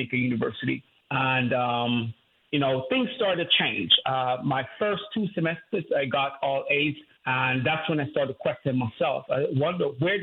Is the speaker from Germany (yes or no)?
no; Jamaica; I grew up in Jamaica, grew up in poverty.